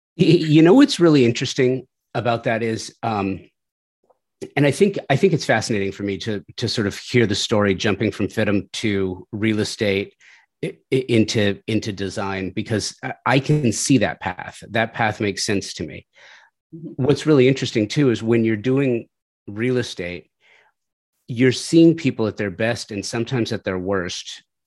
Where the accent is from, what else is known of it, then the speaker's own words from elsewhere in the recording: Southern California, United States; I grew up in Southern California. I grew up in the valley